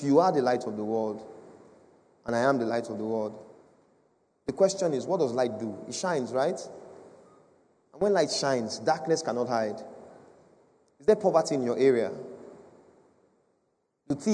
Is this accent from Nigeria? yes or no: yes; Edo, Nigeria; I come from Edo State.